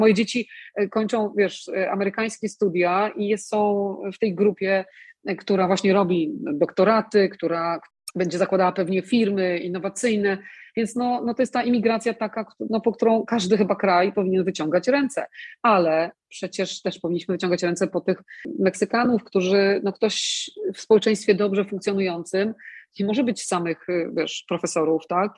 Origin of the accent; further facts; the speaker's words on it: Poland; now in United States; ja jestem z Polski